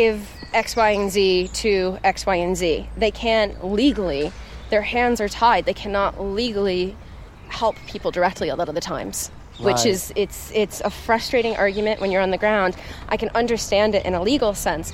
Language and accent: English; Woodstock, New York, United States; I grew up near Woodstock, New York